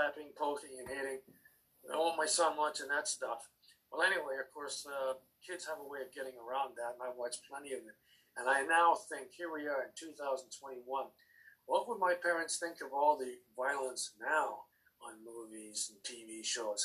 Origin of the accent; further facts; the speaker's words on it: Canada; also born or lived in England; When I was five, my mother and I hopped on a boat and we moved from England to Canada, where my father was already waiting for us